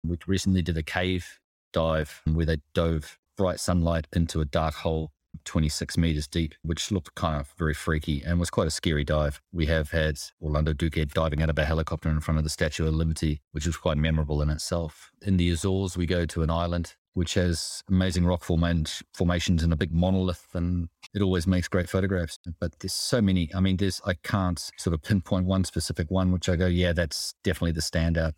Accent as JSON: {"language": "English", "region": "Hawke's Bay", "country": "New Zealand", "tie": "born or raised there", "moved": "yes", "lives_now": "Switzerland", "said": "I do miss the sea growing up in New Zealand, Hawke's Bay"}